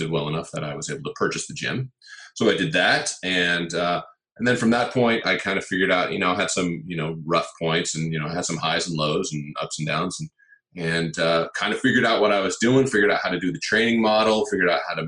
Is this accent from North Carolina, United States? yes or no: no; Palo Alto, California, United States; also born or lived in Los Angeles area, California; I was born and raised in Northern California in a town called Palo Alto